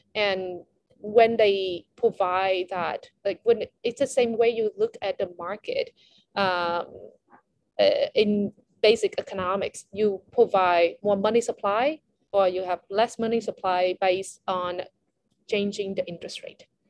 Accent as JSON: {"language": "English", "country": "Vietnam", "said": "I'm from Vietnam"}